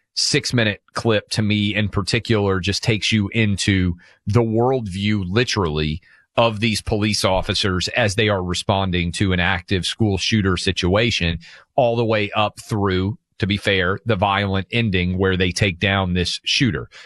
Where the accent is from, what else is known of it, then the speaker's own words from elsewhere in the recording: Tennessee, United States; in my home state of Tennessee